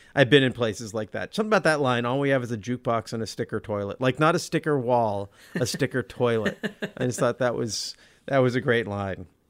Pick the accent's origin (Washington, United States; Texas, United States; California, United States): Washington, United States; Olympia; Brian and I grew up in Olympia.